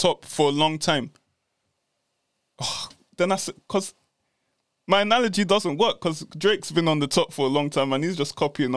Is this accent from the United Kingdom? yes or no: yes; London, United Kingdom; moved away as an adult; I'm from London and I came up north